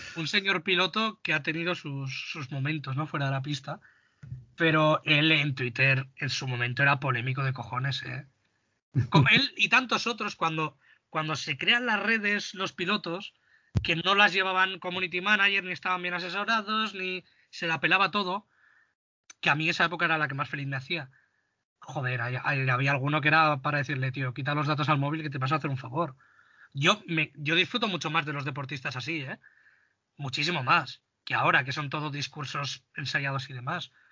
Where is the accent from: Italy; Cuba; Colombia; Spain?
Spain; nosotros como españoles